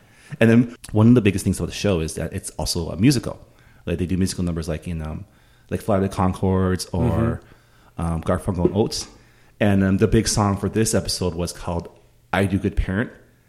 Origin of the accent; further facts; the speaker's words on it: Canada; I am of Canadian nationality. I am of Chinese descent, and I am of American culturally.